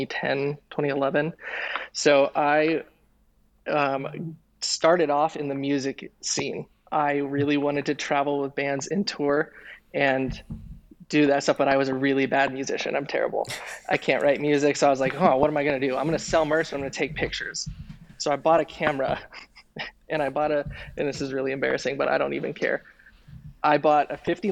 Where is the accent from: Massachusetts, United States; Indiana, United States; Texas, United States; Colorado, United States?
Colorado, United States; Denver; moved away; also born or lived in East Bay, California; I grew up in Denver, Colorado